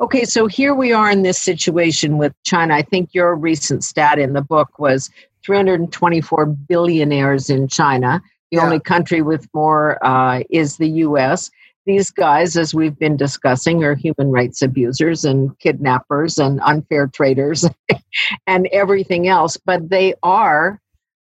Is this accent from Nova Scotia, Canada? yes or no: no; Saskatchewan, Canada; I come from Saskatchewan